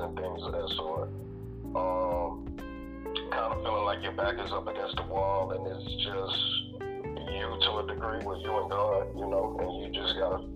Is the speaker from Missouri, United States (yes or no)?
no; Houston, Texas, United States; I'm from Houston, Texas